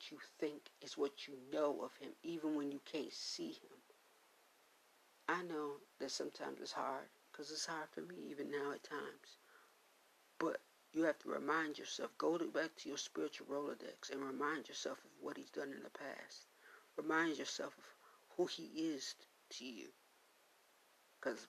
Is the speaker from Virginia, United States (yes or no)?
no; Buffalo, New York, United States; I grew up in New Zion Baptist Church there in Buffalo, New York